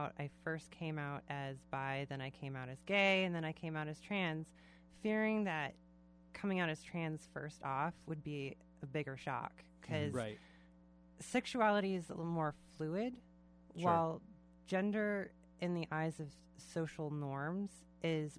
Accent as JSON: {"language": "English", "area": "Vashon Island", "region": "Washington", "country": "United States", "tie": "born or raised there", "also_born_or_lived": "Spokane", "said": "I was born in the Puget Sound and I grew up on Vashon Island."}